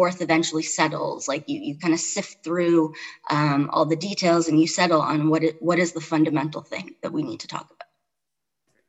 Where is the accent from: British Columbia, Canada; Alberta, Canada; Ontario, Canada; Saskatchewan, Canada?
Ontario, Canada; Toronto; moved away as an adult; also born or lived in Chicago; now in Charlottesville, United States; I grew up in Toronto, I lived in Chicago, so I've been like a big city person all my life